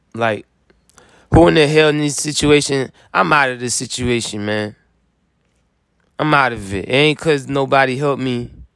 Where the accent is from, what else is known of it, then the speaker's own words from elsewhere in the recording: Florida, United States; I'm come from Florida